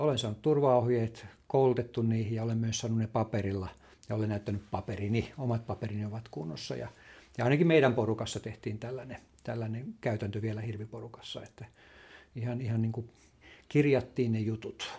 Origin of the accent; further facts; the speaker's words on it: Lammi, Kanta-Häme, Finland; mä itse tulen Lammilta